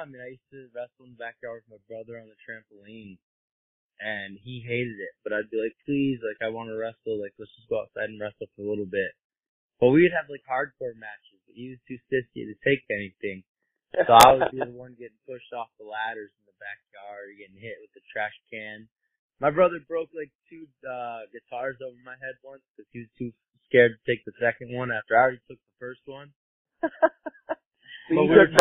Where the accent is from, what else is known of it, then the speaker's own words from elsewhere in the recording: Kalispell, Montana, United States; moved away as an adult; also born or lived in Boston, Massachusetts; Montana, like, I grew up in Kalispell.